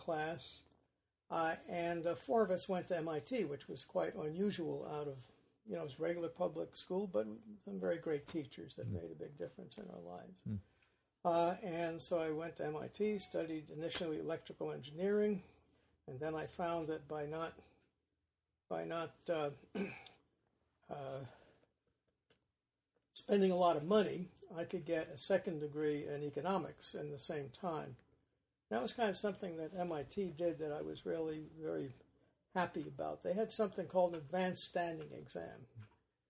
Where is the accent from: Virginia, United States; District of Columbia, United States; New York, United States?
New York, United States; New York City; also born or lived in Rosedale, Long Island; I was born in Brooklyn, New York, and my parents were immigrants from Northern Ireland